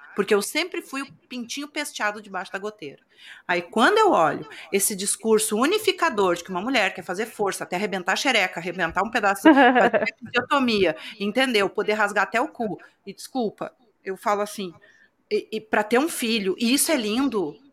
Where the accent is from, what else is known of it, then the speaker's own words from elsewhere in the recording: Rio Grande do Sul, Brazil; De onde eu venho, do estado do Rio Grande do Sul